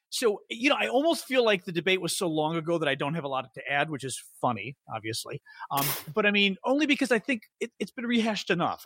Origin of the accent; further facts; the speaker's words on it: Chicago, Midwest, United States; as the Midwesterner